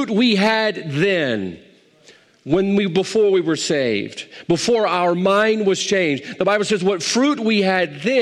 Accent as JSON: {"language": "English", "country": "United States", "said": "I'm an American"}